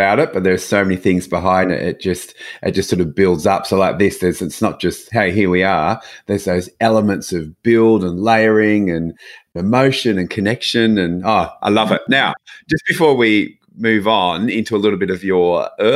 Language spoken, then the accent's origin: English; Australia